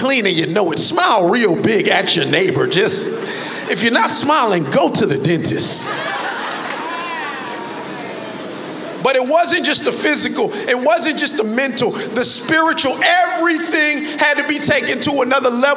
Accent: Miami Gardens, Florida, United States; I'm a kid from Carroll City

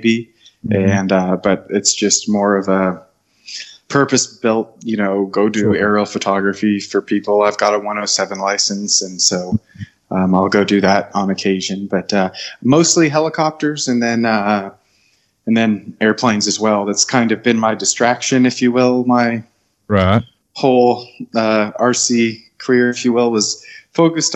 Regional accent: Southern California, United States; now in Jonesboro, United States; So I grew up out in Southern California and moved to Jonesboro, Arkansas

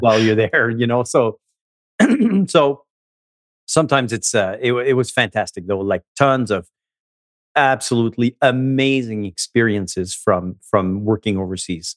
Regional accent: Montreal, Quebec, Canada; I grew up in Montreal, um, from a, a French Canadian mom and a Vietnamese dad

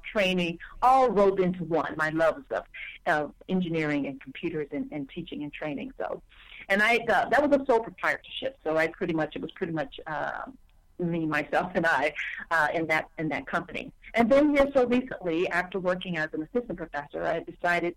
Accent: Mississippi, United States; growing up in Mississippi

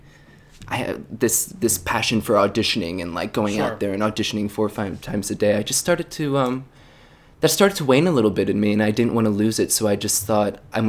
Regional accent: just north of Philadelphia, Pennsylvania, United States; moved away as an adult; now in New York City, United States; I'm originally from Pennsylvania, just north of Philadelphia

